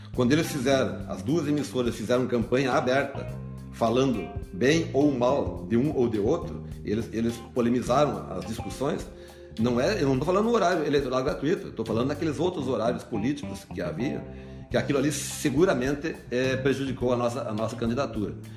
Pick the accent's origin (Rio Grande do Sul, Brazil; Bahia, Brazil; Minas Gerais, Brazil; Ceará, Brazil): Rio Grande do Sul, Brazil; Antônio Juiz; also born or lived in Santo Ângelo; eu sou um filho de Antônio Juiz, nasci no Antônio Juiz, vim para Santo Ângelo logo com 11 anos de idade